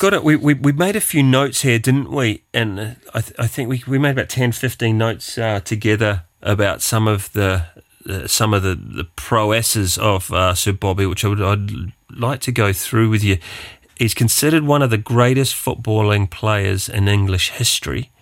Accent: New Zealand; being a New Zealander or, uh, Kiwi

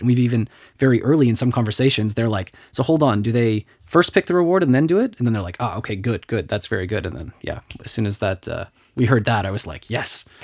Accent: Canada; now in Luxembourg; I'm Canadian and, and talking to my friends back in Canada

